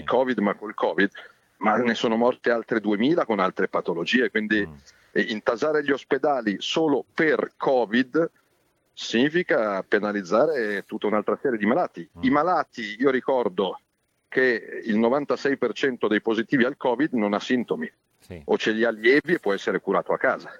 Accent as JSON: {"language": "Italian", "town": "Milan", "region": "Lombardy", "country": "Italy", "tie": "born or raised there", "also_born_or_lived": "Rome", "said": "rientro nella terra natia"}